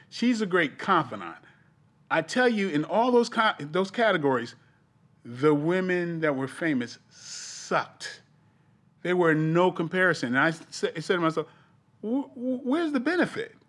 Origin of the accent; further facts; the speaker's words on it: East Coast, United States; I'm from the East Coast